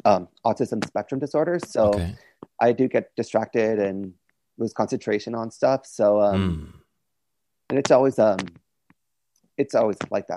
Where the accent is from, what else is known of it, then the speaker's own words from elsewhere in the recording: Kakabeka Falls, Ontario, Canada; also born or lived in Thunder Bay; I grew up in Kakabaka Falls since I was 14 years old, and then me and my parents, they moved to Thunder Bay. We moved to the city when I was 14, just before I started high school.